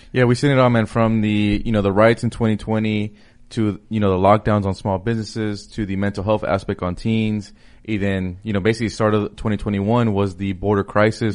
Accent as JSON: {"language": "English", "town": "Los Angeles", "region": "California", "country": "United States", "said": "I'm from Los Angeles, so my mayor, Eric Garcetti"}